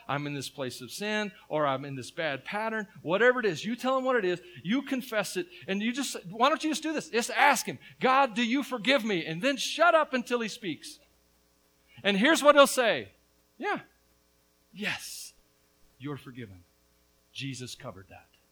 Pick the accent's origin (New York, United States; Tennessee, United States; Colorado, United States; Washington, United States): Tennessee, United States; But I'm from Tennessee